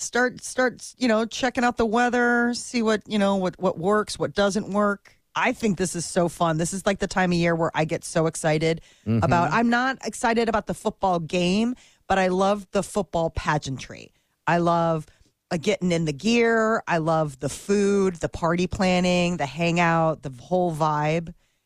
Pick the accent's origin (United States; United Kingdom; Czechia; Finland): United States; Nebraska; now in Chicago, United States; I'm from Nebraska.